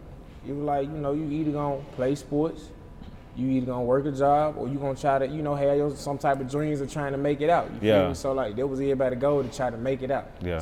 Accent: Cleveland, Mississippi, United States; Yeah, I'm from the trenches, bro, like, country. Deep in the South, so we're like, yeah, I'm from Cleveland. Small city, though, like, everybody know everybody.

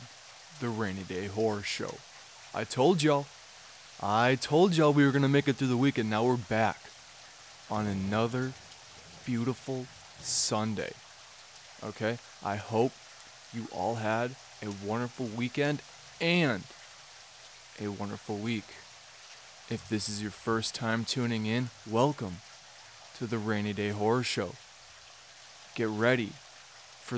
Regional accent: United States; I'm American and I can't speak Spanish

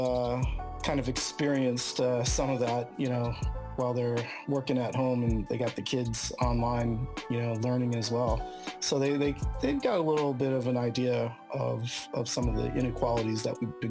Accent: San Francisco, California, United States; I was born and raised in San Francisco and, you know, lived here all my life except for my college years

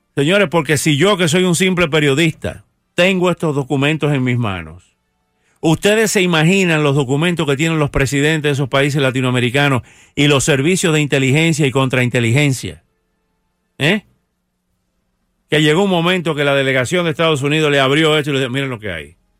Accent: Dominican Republic; born or raised there; moved away

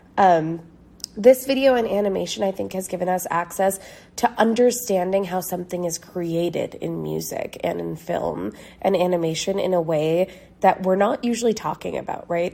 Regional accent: New York, United States; growing up in New York

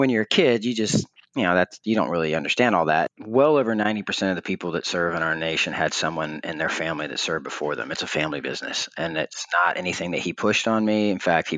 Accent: Gainesville, Florida, United States; I grew up in Gainesville, Florida

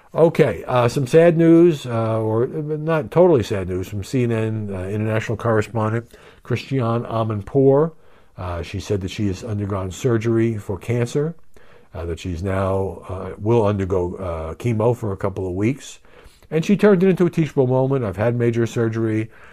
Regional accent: Brooklyn, New York, United States; when I was growing up in Brooklyn

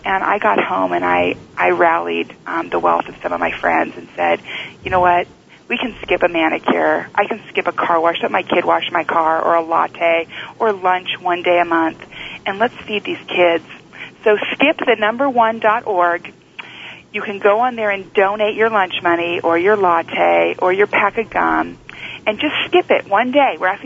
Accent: United States; I'm from America

